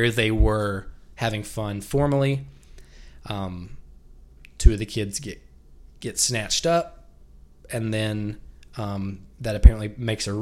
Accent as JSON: {"language": "English", "region": "the South", "country": "United States", "said": "we're from the South"}